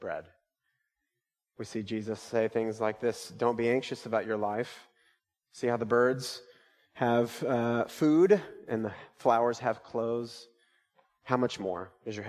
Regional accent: United States; I'm an American

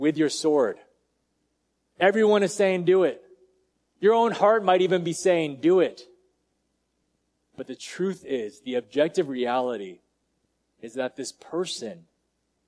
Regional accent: United States; I'm Asian and I was born in America

